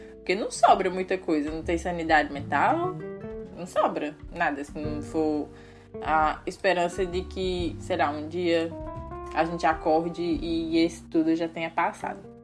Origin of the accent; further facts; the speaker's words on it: Brazil; moved away as an adult; Eu falo isso como brasileiro